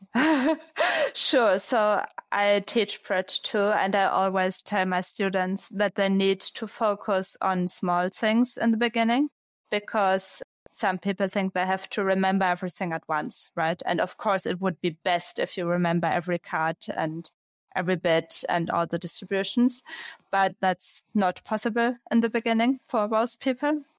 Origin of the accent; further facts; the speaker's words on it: Braunschweig, Lower Saxony, Germany; So it was a club in Braunschweig was my hometown. It's in the north of Germany.